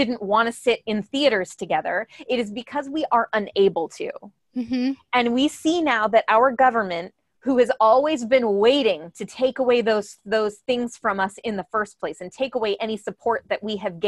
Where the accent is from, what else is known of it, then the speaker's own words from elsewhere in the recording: United States; as American artists